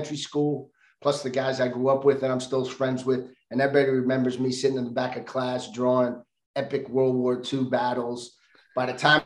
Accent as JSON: {"language": "English", "town": "New York City", "region": "New York", "country": "United States", "tie": "born or raised there", "moved": "yes", "said": "I was born and raised in New York City"}